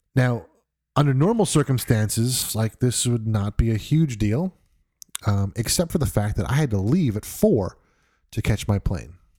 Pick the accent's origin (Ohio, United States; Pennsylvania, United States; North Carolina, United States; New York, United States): New York, United States; moved away; I'm originally from New York